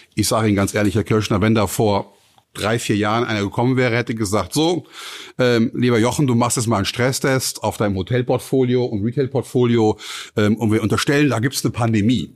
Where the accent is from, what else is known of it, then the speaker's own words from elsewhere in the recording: Cologne, North Rhine-Westphalia, Germany; ich bin äh, in Köln geboren 1964